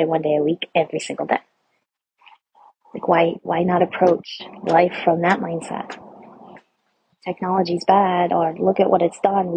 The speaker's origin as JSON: {"language": "English", "region": "Rhode Island", "country": "United States", "said": "I'm from Rhode Island. It's like the freaking pinky fingernail of the United States."}